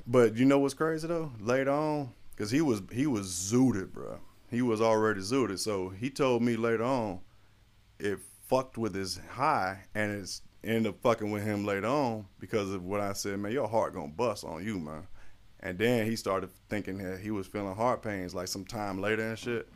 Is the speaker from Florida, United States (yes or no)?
yes; Florida, United States; I'm from Florida